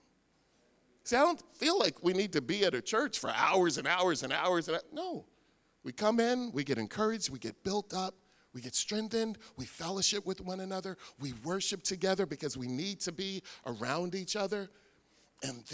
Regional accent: Philadelphia, Pennsylvania, United States; I grew up in Philadelphia

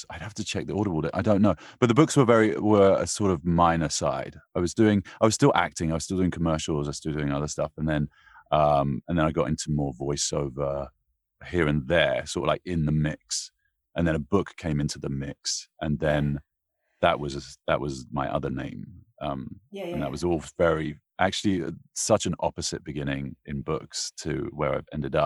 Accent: London, United Kingdom; moved away as an adult; now in United States

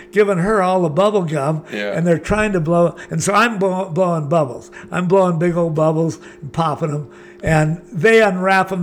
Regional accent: Laguna Beach, California, United States; also born or lived in Hawaii; I was born in Laguna, lived there all my life.

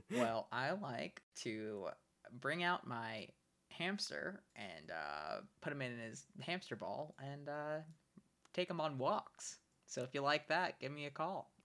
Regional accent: New York City, New York, United States; also born or lived in Brooklyn, New York; I grew up in Staten Island, New York, and I uh, lived there basically my whole life until a couple years ago, where I moved into an apartment with my girlfriend in Brooklyn

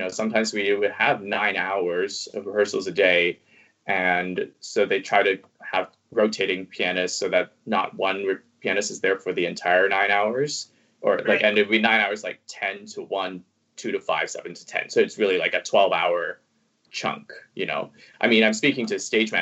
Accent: Toronto, Ontario, Canada; first language Cantonese; English is a second language; also born or lived in Hong Kong; I studied French until I was in grade 11 because I'm from Toronto.

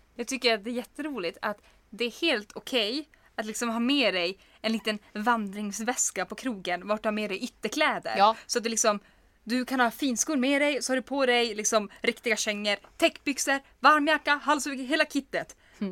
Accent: Kiruna, Norrbotten County, Sweden; man är från Kiruna

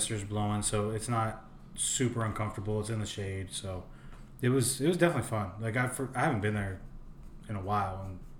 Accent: New York, United States; moved away; me and Dave growing up in New York

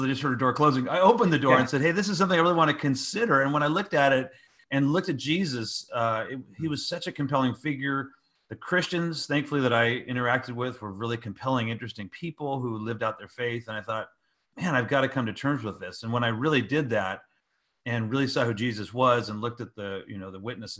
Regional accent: California, United States; I grew up in the San Francisco Bay Area, what we call the Silicon Valley now.

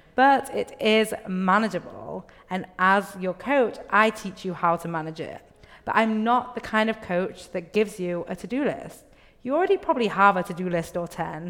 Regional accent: England, United Kingdom; moved away; I grew up in England

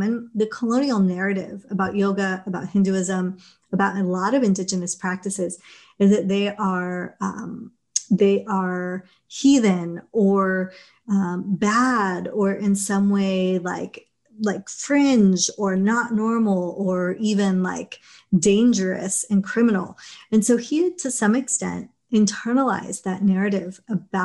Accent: Los Angeles, California, United States; also born or lived in England; home is Los Angeles, you know, where my family emigrated

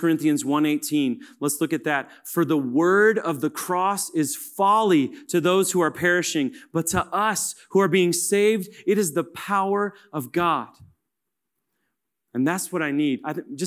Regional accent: Kansas, United States; and I'm from Kansas, so I'm going to go to Manhattan.

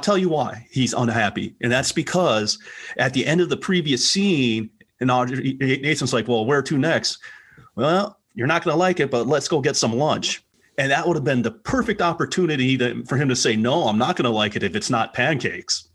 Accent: Milwaukee, Wisconsin, United States; where I grew up in Milwaukee, uh, in Wisconsin.

